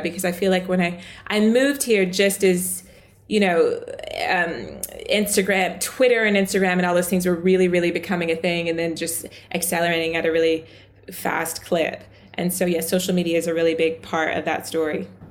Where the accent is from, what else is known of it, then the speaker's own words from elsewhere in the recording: the South, United States; accent: American; moved away as an adult; now in United Kingdom; I grew up in the South.